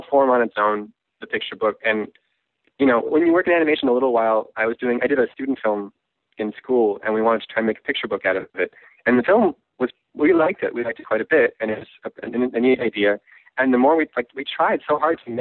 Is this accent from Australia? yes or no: no; Canada; moved away as an adult; also born or lived in Vancouver / Portland; now in Los Angeles, United States; I was on a work visa because I'm Canadian